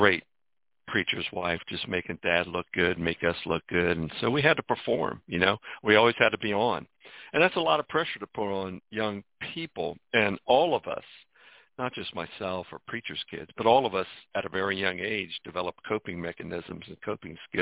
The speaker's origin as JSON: {"language": "English", "town": "Washington", "region": "District of Columbia", "country": "United States", "tie": "born or raised there", "also_born_or_lived": "Mount Rainier, Maryland", "said": "I was born in Washington, D.C., and my dad was a minister just over the border in a little town called Mount Rainier. Grew up in a church home"}